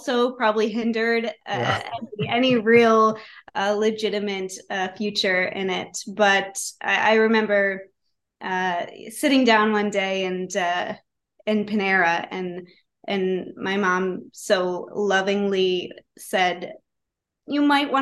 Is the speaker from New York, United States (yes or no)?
yes; Rochester, New York, United States; I grew up in Rochester, New York.